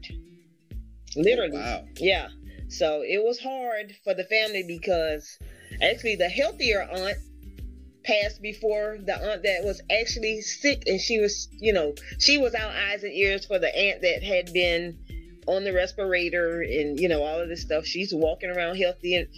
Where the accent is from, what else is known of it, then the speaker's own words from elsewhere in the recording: Savannah, Georgia, United States; from Savannah, Georgia